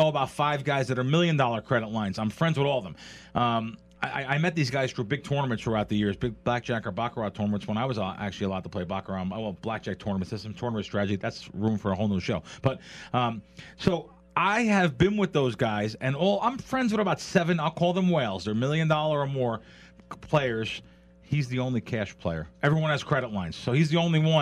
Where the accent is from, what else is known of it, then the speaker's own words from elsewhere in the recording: Jersey Shore, New Jersey, United States; I grew up on the Jersey Shore at the boardwalk